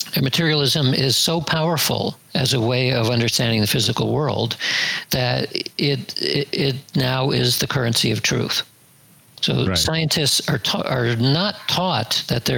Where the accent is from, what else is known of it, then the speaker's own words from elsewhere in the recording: United States; growing up in the United States from the 1950s to 1970s or so as my youth